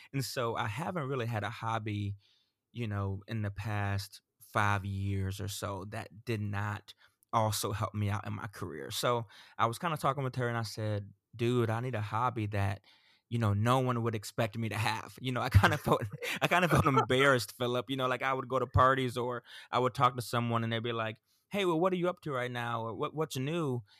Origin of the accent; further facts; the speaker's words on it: Central Florida, United States; also born or lived in Sarasota, Florida; I grew up in Central Florida